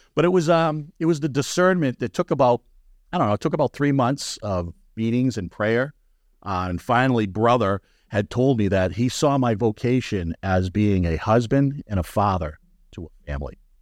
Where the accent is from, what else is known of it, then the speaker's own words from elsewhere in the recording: New England, United States; also born or lived in Florida; I went to Florida in the late 60s, came back from Florida in the early 70s, and I was a blonde headed, green eyed little kid. All right. And I was coming into New England at, I don't know, first grade, second grade